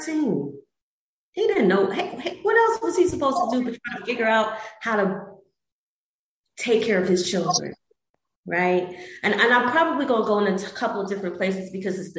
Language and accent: English; Philadelphia, Pennsylvania, United States; growing up in Southwest Philly